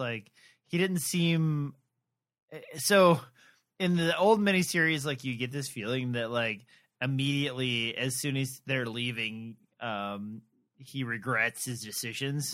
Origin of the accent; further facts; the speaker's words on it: Midwest, United States; I'm from the Midwest where I used to drive by these all the time